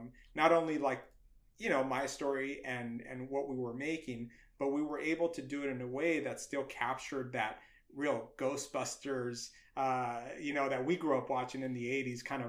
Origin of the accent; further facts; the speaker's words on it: Los Angeles, California, United States; I could talk about being a Latino, my culture of being, you know, growing up